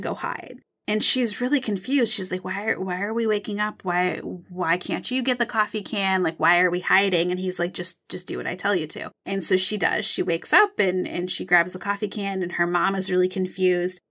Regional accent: Michigan, United States; I'm from Michigan. I know Lake Michigan really well.

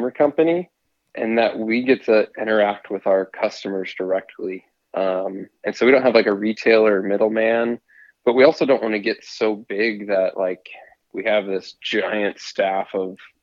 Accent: Missouri, United States; I grew up, born and raised in the Midwest in Missouri

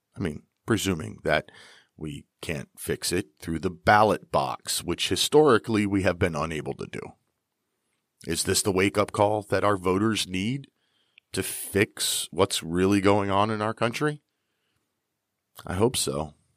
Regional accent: Pennsylvania, United States; I am from Pennsylvania

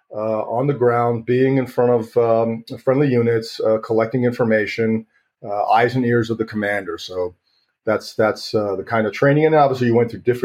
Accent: New York, United States; me and my friend, we're from New York.

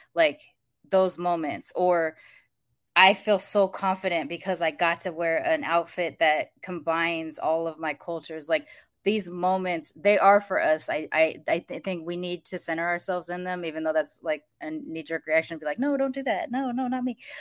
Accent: United States; growing up in America

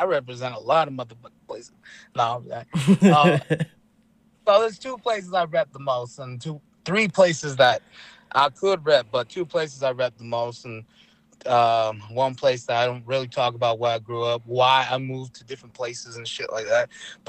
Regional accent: Escanaba, Michigan, United States; I am Ojibwe Potawatomi from right here in Michigan. I'm from the Hanaville Potawatomi tribe. I hail from Escanaba is what I claim.

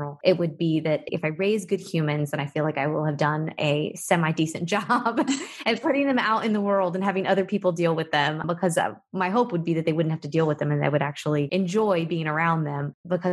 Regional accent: Lexington, Kentucky, United States; moved away as an adult; also born or lived in Atlanta, Georgia / Nashville, Tennessee; now in Fort Lauderdale, United States; my being born and raised in Lexington, which is the horse capital of the world

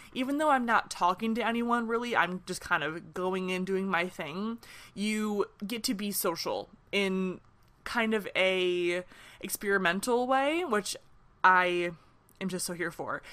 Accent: Michigan, United States; now in Nashville, United States; I'm from Michigan, but I live in Nashville right now

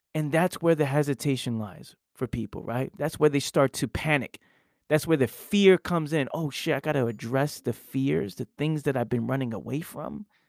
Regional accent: New York City, New York, United States; I grew up in the Bronx, New York

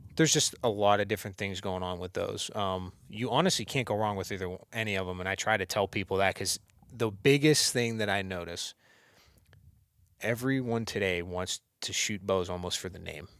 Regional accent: Warren, Ohio, United States; now in Vienna, United States; originally, I grew up in Warren

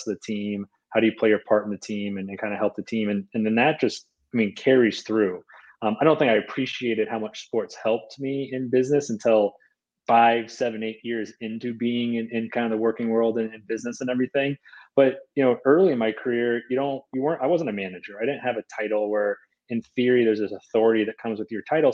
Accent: Boston, Massachusetts, United States; moved away; I'm originally from the Boston area

